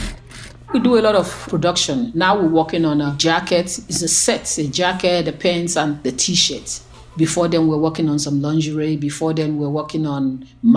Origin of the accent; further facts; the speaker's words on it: Nigeria; moved away as an adult; now in United States; I'm originally from Nigeria